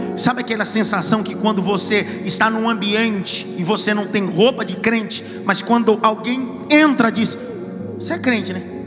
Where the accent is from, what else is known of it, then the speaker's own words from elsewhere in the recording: Northeast Region, Brazil; moved away; Eu sou nordestino.